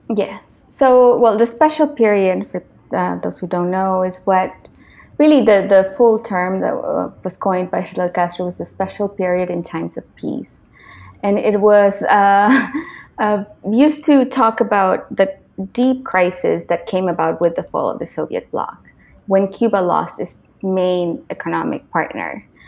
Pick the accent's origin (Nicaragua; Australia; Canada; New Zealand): Nicaragua; moved away; my experience growing up in Nicaragua